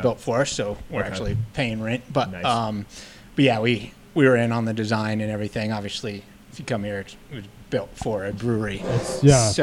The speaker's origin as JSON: {"language": "English", "town": "Delta", "region": "Colorado", "country": "United States", "tie": "born or raised there", "also_born_or_lived": "Golden, Colorado", "moved": "as an adult", "said": "I grew up in Delta, Colorado"}